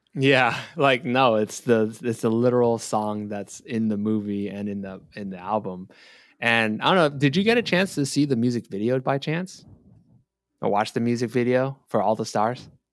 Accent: Bay Area, California, United States; I'm from the Bay Area

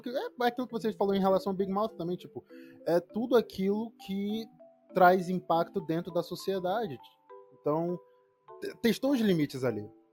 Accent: Angola; also born or lived in Salvador, Brazil; eu nasci em Salvador, em 97, e a minha mãe teve a ideia: não, quero que meu filho cresça perto dos avós, perto da, da minha família, então vamos para Angola

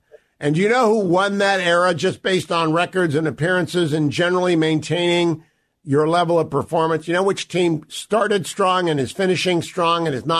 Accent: Ohio, United States; I'm an Ohio State fan because I grew up in Ohio rooting for them.

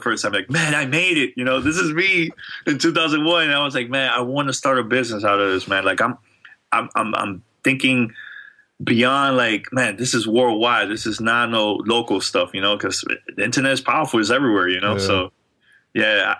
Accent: New York City, New York, United States; I'm from New York. I'm really born and raised in New York

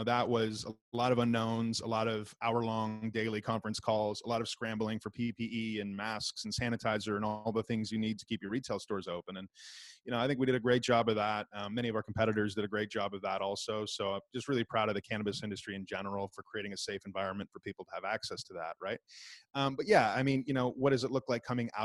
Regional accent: Toronto, Ontario, Canada; I'm a Toronto guy. I'm from Toronto

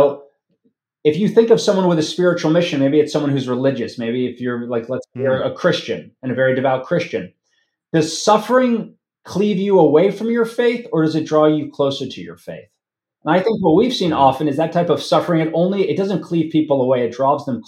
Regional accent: United States; speaking as an American

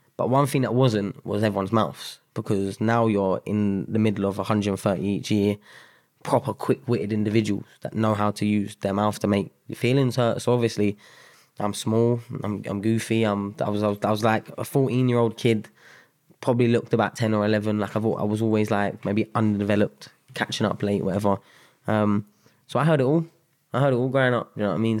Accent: London, United Kingdom; moved away as an adult; also born or lived in Sutton / Mitcham / Spain / Sheffield; I grew up South London. Um, Bederton, uh, is, like, probably the, my main stomping ground.

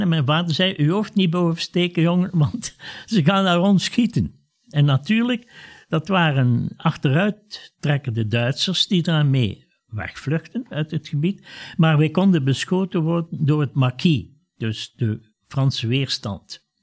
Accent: Ghent, Flanders, Belgium; ik was toen acht jaar, wij woonden in Gent met mijn ouders

